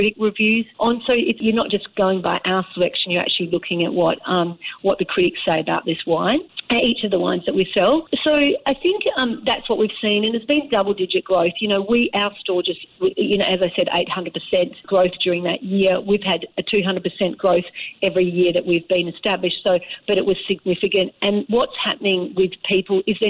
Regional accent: Western Australia, Australia; now in Singapore; I grew up in Western Australia where Margaret River was on my doorstep.

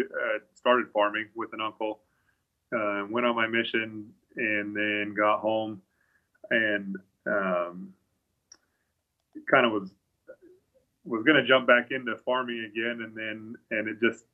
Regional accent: Aberdeen, Idaho, United States; moved away; also born or lived in Blackfoot, Idaho / Missouri; I was born in Blackfoot, but I grew up in Aberdeen, actually was on the other side of Snake River.

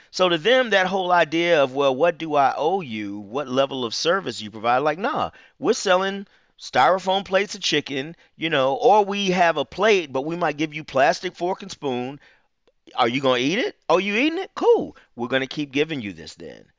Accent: Huntsville, Alabama, United States; moved away as an adult; now in Atlanta, United States; I'm not from Atlanta. I moved to Atlanta in nineteen ninety-five to attend Morehouse, but I'm from Huntsville, Alabama

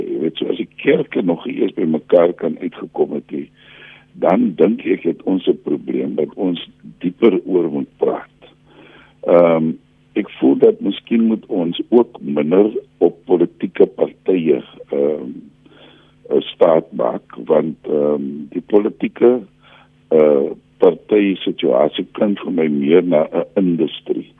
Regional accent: South Africa

